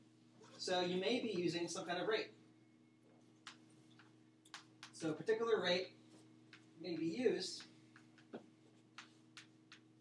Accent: New Jersey, United States; now in Ohio, United States; I'm from New Jersey

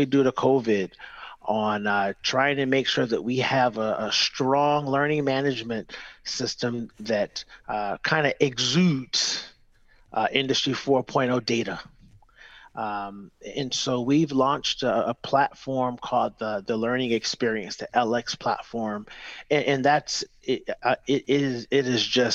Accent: Detroit, Michigan, United States; I grew up in Detroit, Michigan, and went through an apprenticeship program to start

